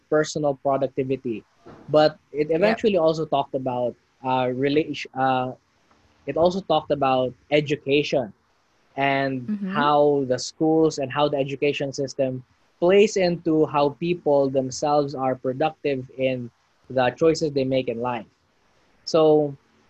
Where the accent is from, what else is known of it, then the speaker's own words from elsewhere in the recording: Cebu City, Central Visayas, Philippines; we both grew up in the Philippines